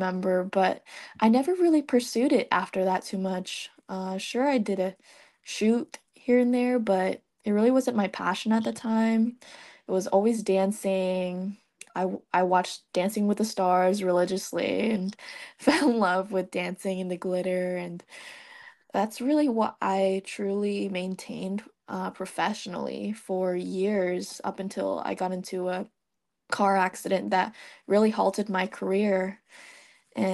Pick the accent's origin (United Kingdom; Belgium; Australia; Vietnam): Vietnam; now in United States; I'm from Vietnam. I grew up there, and I was born and raised there. So I didn't move into the United States